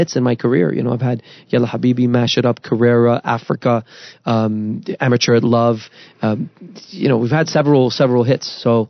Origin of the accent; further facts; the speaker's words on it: Dubai, United Arab Emirates; moved away; also born or lived in Beirut, Lebanon; I was born in Beirut, Lebanon, grew up in Dubai